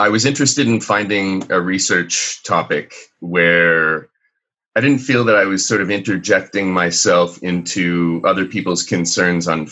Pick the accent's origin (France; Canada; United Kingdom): Canada; as a Canadian